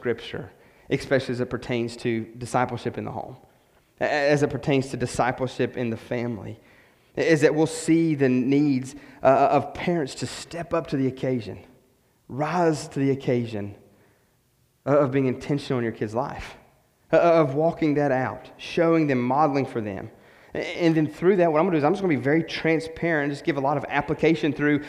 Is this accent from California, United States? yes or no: no; West Virginia, United States; moved away as an adult; We're from West Virginia, so we had nobody, no family yet.